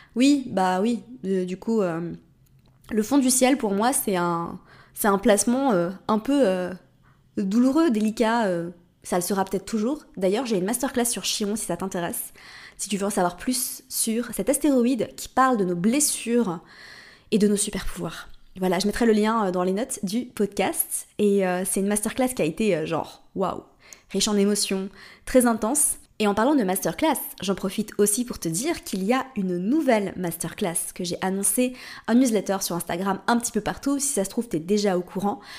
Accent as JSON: {"language": "French", "country": "Switzerland", "also_born_or_lived": "Morocco", "moved": "yes", "lives_now": "Portugal"}